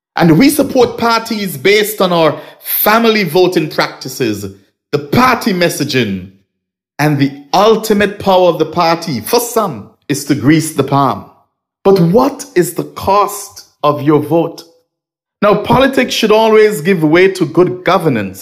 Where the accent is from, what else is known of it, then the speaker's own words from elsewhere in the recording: Nevis, St. Kitts & Nevis; I am originally from Nevis or I'm from Nevis